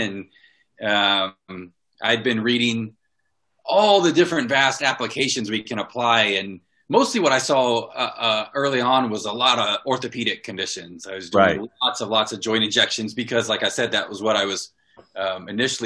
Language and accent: English; Fort Walton Beach, Florida, United States; moved away as an adult; I was born and raised in Fort Walton Beach, Florida